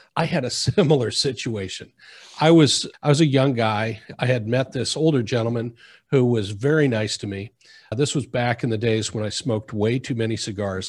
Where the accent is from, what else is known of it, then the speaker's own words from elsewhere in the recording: Midwest, United States; now in South Florida, United States; Growing up in the Midwest, there was no water planning